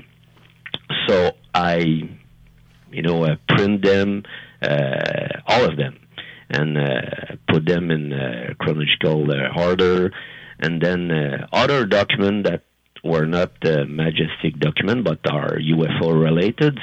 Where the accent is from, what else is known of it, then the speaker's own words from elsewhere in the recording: France; English is a second language; I'm French, and English is not my first language